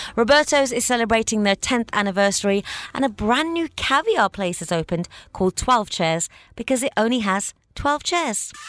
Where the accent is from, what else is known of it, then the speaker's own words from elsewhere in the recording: Birmingham, West Midlands, United Kingdom; moved away as an adult; now in Dubai, United Arab Emirates; my hometown in Birmingham